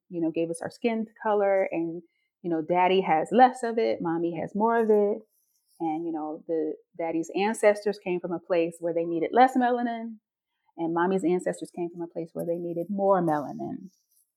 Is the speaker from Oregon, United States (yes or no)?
no; North Carolina, United States; I am from North Carolina, so the South, but North Carolina